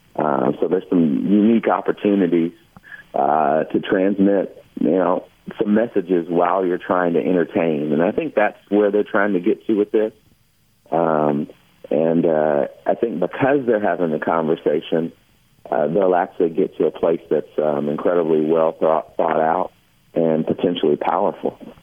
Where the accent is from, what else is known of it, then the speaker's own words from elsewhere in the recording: Kentucky, United States; growing up in Kentucky